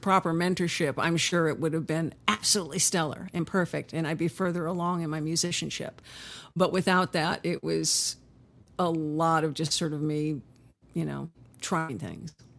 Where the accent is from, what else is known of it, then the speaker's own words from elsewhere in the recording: Huntington Beach, California, United States; also born or lived in Inglewood, California; I was born in Inglewood and most of my childhood was in Huntington Beach, California